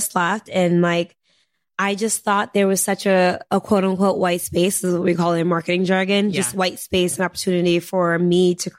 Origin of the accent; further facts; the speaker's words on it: New York City, New York, United States; I'm a girl from Harlem, you know, I'm first generation